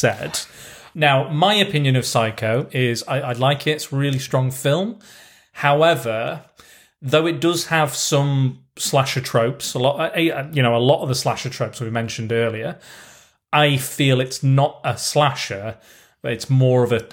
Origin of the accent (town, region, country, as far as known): United Kingdom